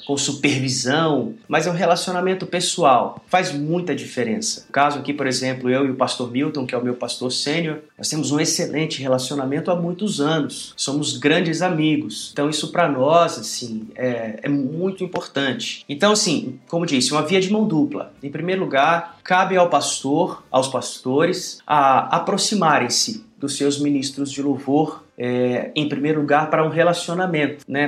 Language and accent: Portuguese; Minas Gerais, Brazil; Sou mineiro do estado de Minas Gerais